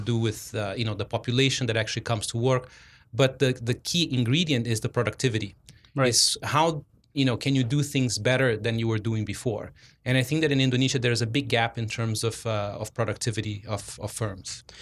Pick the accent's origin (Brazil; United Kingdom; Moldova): Brazil; moved away; I'm originally from Brazil